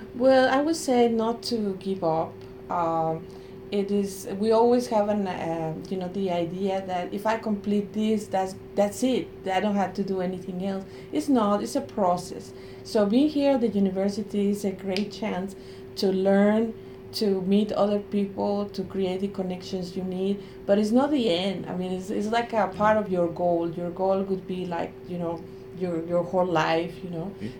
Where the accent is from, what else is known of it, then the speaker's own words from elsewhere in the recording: Mexico; English is a second language; moved away as an adult; now in United States; I come from Mexico